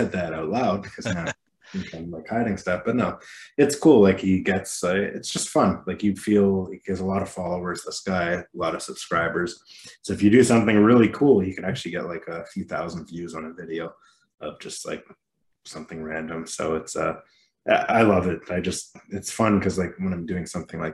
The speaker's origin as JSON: {"language": "English", "country": "Canada", "said": "I'm Canadian"}